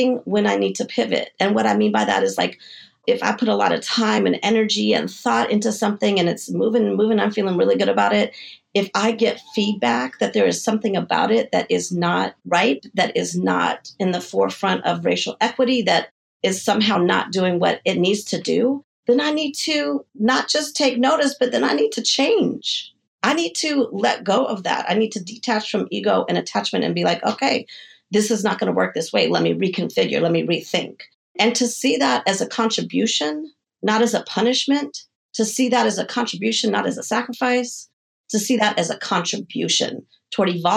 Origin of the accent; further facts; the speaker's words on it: Denver, Colorado, United States; moved away as an adult; also born or lived in San Diego / New York; I'm from Denver, Colorado, and I moved to San Diego when I was 18 and then to New York when I was, I think, 22.